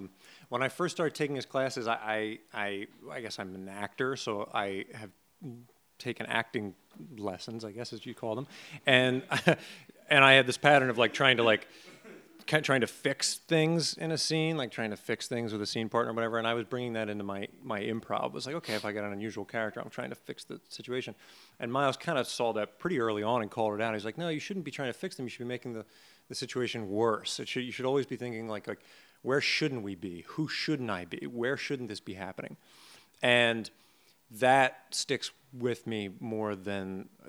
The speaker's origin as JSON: {"language": "English", "town": "Upper Darby", "region": "Pennsylvania", "country": "United States", "said": "I'm from the suburbs outside of Philadelphia originally, Upper Darby, Pennsylvania"}